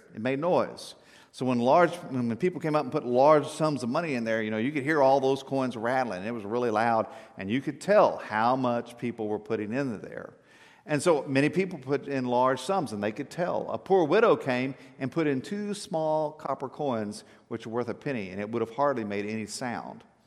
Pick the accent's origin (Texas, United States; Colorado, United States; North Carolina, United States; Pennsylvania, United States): Texas, United States; South; I grew up in South Texas